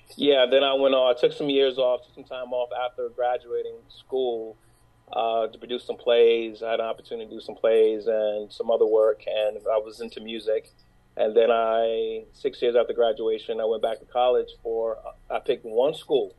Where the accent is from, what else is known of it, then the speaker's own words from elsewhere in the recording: New York City, New York, United States; I'm from New York. I'm from New York City. Uh, born and grew up in Brooklyn Harlem